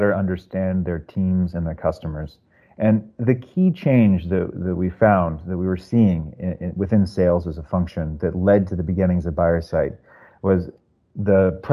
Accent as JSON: {"language": "English", "area": "Silicon Valley", "region": "California", "country": "United States", "tie": "born or raised there", "also_born_or_lived": "San Francisco", "moved": "yes", "lives_now": "New York, United States", "said": "originally from the Silicon Valley area, so I kind of grew up in that culture."}